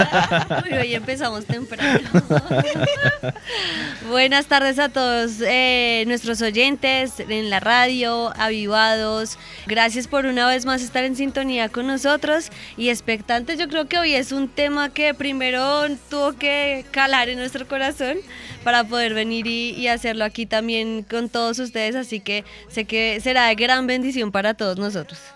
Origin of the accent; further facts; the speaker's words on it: Colombia; buenos colombianos